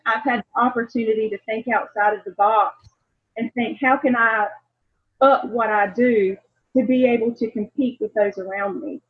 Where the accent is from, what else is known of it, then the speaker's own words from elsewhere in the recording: the South, United States; growing up in the South